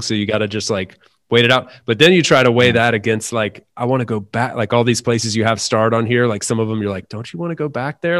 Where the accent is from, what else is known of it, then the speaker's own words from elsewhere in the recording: North Carolina, United States; moved away as an adult; now in Valencia, Spain; I'm from North Carolina.